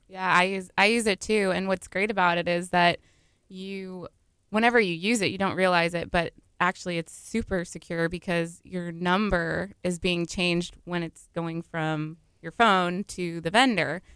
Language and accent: English; Seabrook, Texas, United States; moved away as an adult; also born or lived in Austin, Texas; I grew up in Seabrook.